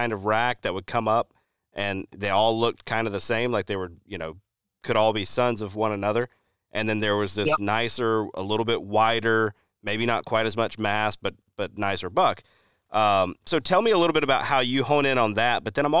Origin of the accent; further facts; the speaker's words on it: Alabama, United States; I think of a place we were on when I growing up in Alabama